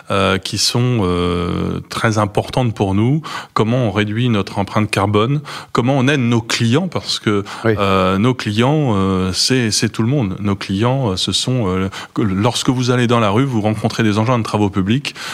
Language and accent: French; France; Moi, je suis français.